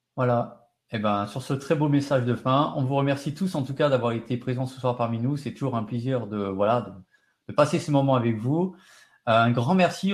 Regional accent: France; chez nous en France

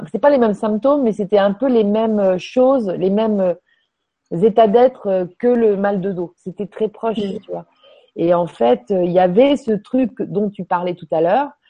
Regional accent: Quebec, Canada; Peut-être parce que je suis du Québec que je connais pas.

